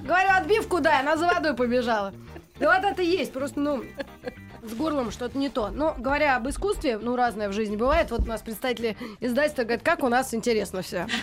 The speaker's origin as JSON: {"language": "Russian", "region": "Moscow", "country": "Russia", "said": "мы, москвичи-то"}